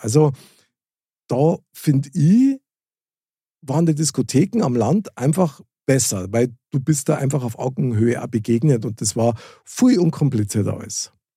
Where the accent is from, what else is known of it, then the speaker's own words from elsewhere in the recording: Munich, Bavaria, Germany; moved away; also born or lived in Fürstenfeldbruck; ich bin direkt in der Stadtmitte aufgewachsen von München.